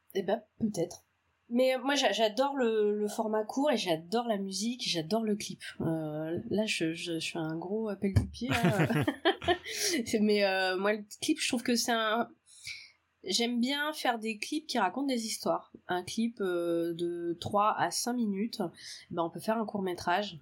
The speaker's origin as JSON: {"language": "French", "town": "Auray", "region": "Brittany", "country": "France", "tie": "born or raised there", "also_born_or_lived": "Paris", "lives_now": "Rennes, France", "said": "je suis née à Auray et j'ai grandi à Auray, dans le Morbihan"}